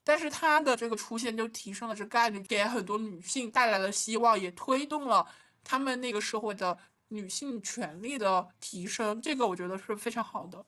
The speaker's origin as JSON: {"language": "Chinese", "country": "China", "tie": "born or raised there", "said": "幸亏我出生在了中国，相对开放，能接受这么多多样性的国家"}